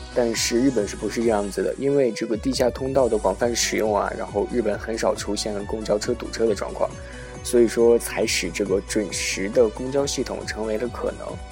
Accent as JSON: {"language": "Chinese", "country": "China", "tie": "born or raised there", "moved": "yes", "lives_now": "Japan", "said": "以前在小时候在，啊，国内的时候"}